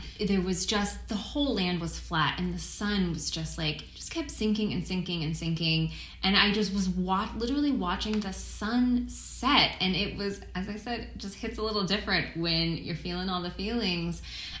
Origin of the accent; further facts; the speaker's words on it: Maryland, United States; now in California, United States; I grew up in Maryland